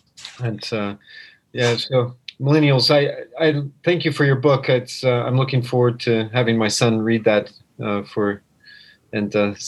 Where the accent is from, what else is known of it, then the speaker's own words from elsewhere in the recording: Colorado, United States; also born or lived in Florida; now in Japan; growing up in Colorado and learning to eat sushi in Colorado